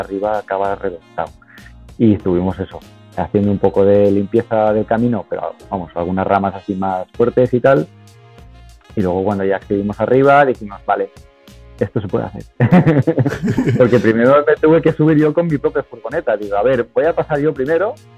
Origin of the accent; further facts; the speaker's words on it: Alicante coast, Valencian Community, Spain; also born or lived in South of England; llevo aquí, llevo aquí desde los tres años en España ya, en la costa alicantina